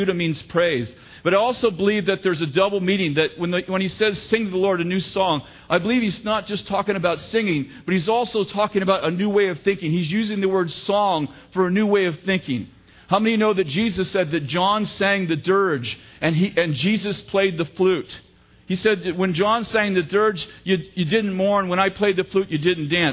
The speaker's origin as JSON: {"language": "English", "town": "Sunnyvale", "region": "California", "country": "United States", "tie": "born or raised there", "also_born_or_lived": "San Jose", "lives_now": "Redding, United States", "said": "I grew up in San Jose, Sunnyvale actually"}